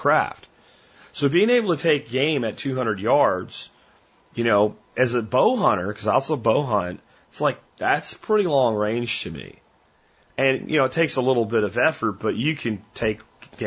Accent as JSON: {"language": "English", "region": "Pennsylvania", "country": "United States", "tie": "born or raised there"}